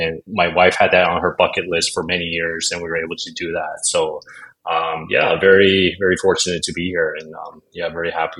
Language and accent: English; United States; moved away; also born or lived in Shanghai, China / Okinawa, Japan; I'm American